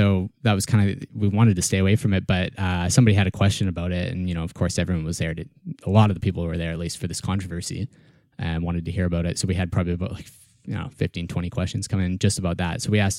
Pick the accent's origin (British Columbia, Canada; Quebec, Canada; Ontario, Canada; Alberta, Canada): British Columbia, Canada; Kamloops; moved away as an adult; now in Victoria, Canada